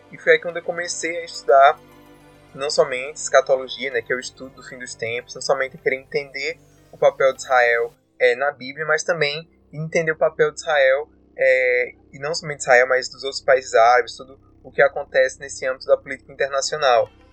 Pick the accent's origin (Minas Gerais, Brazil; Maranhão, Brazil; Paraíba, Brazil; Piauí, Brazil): Paraíba, Brazil; Campina Grande; eu sou de Campina Grande, Paraíba